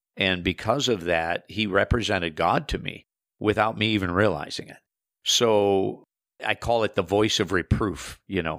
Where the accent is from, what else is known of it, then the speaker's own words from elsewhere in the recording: South Central Minnesota, United States; I was born in South Central Minnesota, farming community, and raised a farm boy on a beef operation